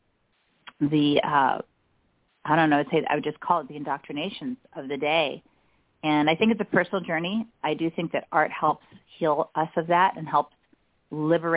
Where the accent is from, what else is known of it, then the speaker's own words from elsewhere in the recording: Nigeria; moved away; also born or lived in United States; I was born in the States but raised in Nigeria